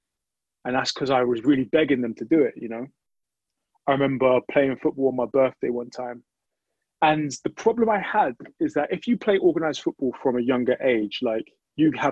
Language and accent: English; England, United Kingdom; also born or lived in London / Luton; my parents are Nigerian, but I was born and raised in England